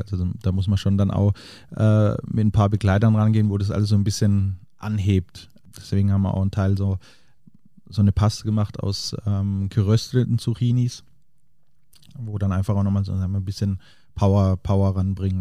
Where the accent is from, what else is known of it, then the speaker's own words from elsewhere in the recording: Diedelsheim, Baden-Württemberg, Germany; also born or lived in Paris; now in Munich, Germany; Diedelsheim, also der Ort, wo ich herkomme, ähm, wo, wo meine Eltern den, den Lankershof betreiben